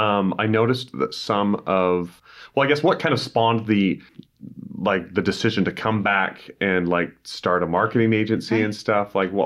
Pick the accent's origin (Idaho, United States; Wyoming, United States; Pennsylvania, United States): Idaho, United States; Which is kind of cool because I'm from Idaho.